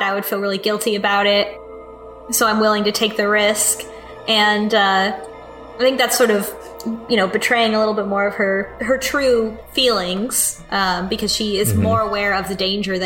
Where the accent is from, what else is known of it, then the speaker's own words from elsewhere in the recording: United States; as an American